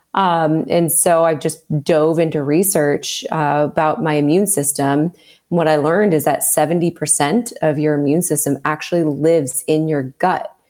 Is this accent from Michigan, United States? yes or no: no; Southern California, United States; I grew up in Southern California